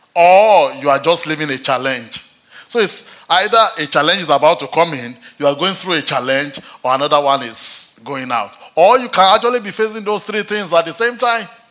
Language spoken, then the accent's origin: English; Nigeria; now in Manchester, United Kingdom